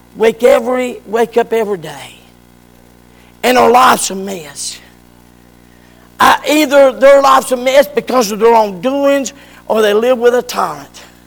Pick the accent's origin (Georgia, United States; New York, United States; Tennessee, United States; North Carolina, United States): North Carolina, United States; Morganton; Dr. Acup in Morganton brought me out to my mama